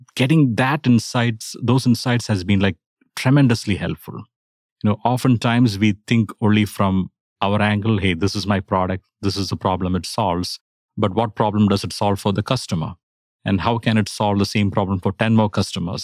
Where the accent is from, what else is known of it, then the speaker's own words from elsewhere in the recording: India; now in Atlanta, United States; I'm originally from India